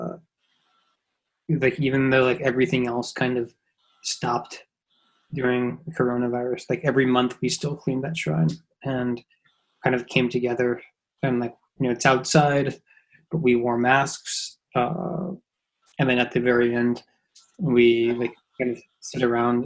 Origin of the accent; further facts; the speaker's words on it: Los Angeles, California, United States; moved away as an adult; now in Kawakami, Japan; I'm originally from Los Angeles, grew up in Los Angeles